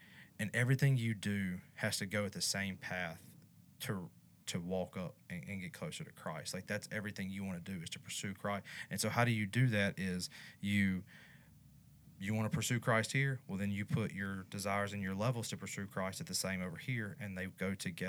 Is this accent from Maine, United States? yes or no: no; North Louisiana, United States; accent: country accent; now in Baton Rouge, United States; So I'm from North Louisiana, which might as well be East Texas.